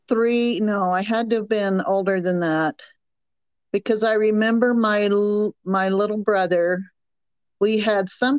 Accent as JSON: {"language": "English", "town": "Chester", "region": "South Carolina", "country": "United States", "tie": "born or raised there", "also_born_or_lived": "Rock Hill, South Carolina / Oregon / California / Utah", "accent": "Southern", "moved": "as an adult", "said": "I was born in a town called Chester, South Carolina, and it is in the northwestern part of South Carolina"}